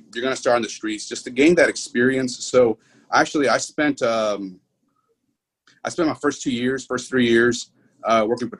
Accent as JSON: {"language": "English", "town": "Houston", "region": "Texas", "country": "United States", "tie": "born or raised there", "also_born_or_lived": "Pearland, Texas", "said": "born and raised in Houston, Texas"}